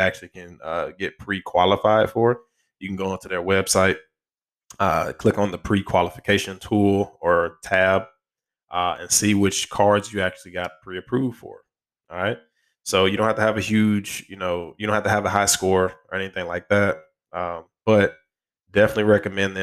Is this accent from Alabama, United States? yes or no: yes; Alabama, United States; Alabama, shout out to my home state